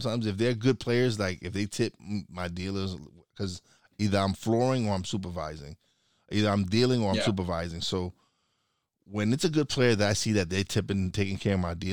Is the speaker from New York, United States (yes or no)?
yes; New York City, New York, United States; moved away as an adult; also born or lived in Florida; now in Pocono Mountains, United States; I was born and raised in New York